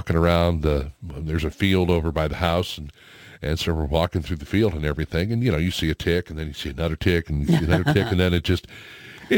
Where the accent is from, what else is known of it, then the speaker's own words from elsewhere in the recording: Missouri, United States; I grew up in Missouri, out there in North County